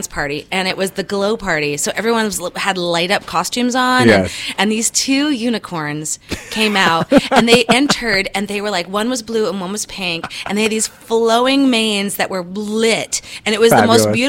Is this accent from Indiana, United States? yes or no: yes; Indiana, United States; moved away; I grew up in Indiana